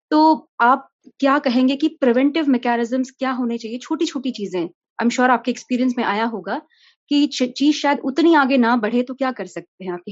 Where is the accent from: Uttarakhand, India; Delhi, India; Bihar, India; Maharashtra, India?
Uttarakhand, India; मैं उत्तराखंड से हूँ और उत्तराखंड में आज शायद कन्वर्जन उतना एपिडेमिक नहीं है